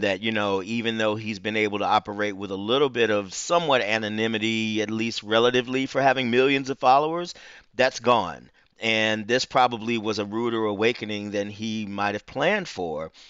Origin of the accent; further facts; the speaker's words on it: Huntsville, Alabama, United States; moved away as an adult; now in Atlanta, United States; I'm not from Atlanta. I moved to Atlanta in nineteen ninety-five to attend Morehouse, but I'm from Huntsville, Alabama